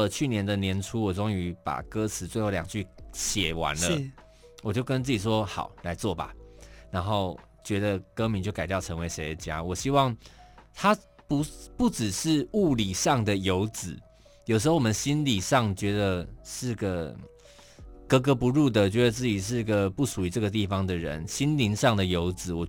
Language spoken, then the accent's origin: Chinese; Kaohsiung, Taiwan; also born or lived in Taipei; 但我依然我依然是高雄人，我也是台北人，嗯、我我我在这些地方生活